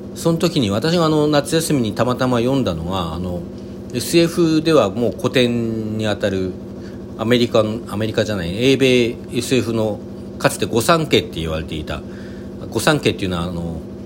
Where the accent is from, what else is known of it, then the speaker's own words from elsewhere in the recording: Hokkaido, Japan; now in Kanto, Japan; 私はあの、北海道出 身なので